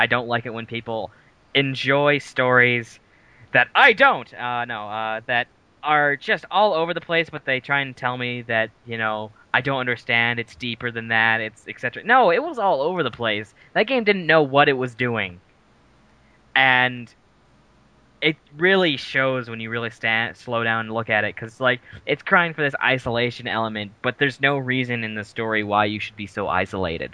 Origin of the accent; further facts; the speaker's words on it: Ludington, Michigan, United States; moved away; my hometown for the 5th year anniversary of Backstage Hobbies and Games down in Ludington